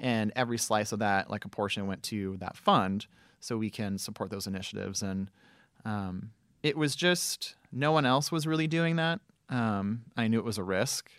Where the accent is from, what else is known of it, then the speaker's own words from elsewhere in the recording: Southern California, United States; moved away; also born or lived in Memphis; I grew up in Southern California